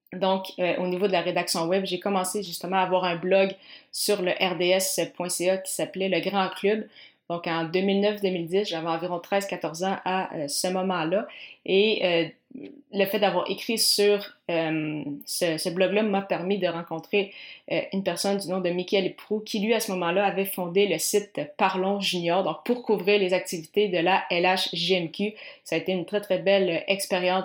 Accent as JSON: {"language": "French", "town": "Granby", "region": "Quebec", "country": "Canada", "tie": "born or raised there", "said": "je viens de, de Granby"}